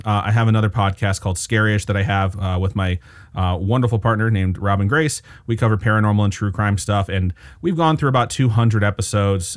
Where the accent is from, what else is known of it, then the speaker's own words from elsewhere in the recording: Valparaiso, Indiana, United States; now in Las Vegas, United States; which is actually where I am from